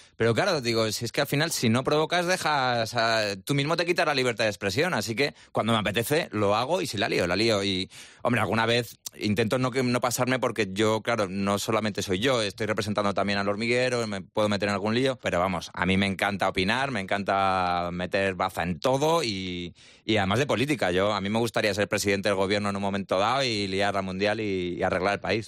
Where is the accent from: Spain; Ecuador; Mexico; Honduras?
Spain; yo me vine a España, o sea, yo mm, nací en España